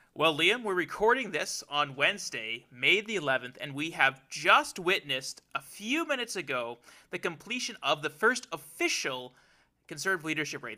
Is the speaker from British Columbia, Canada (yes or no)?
no; Alberta, Canada; I was growing up there